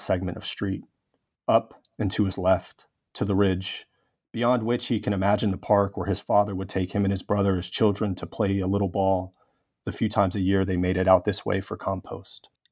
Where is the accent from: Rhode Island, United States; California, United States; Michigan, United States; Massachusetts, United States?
California, United States; Los Angeles; in my hometown of Los Angeles